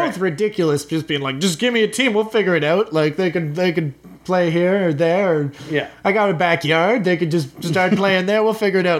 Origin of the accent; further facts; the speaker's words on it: Toronto, Ontario, Canada; As a child growing up in Toronto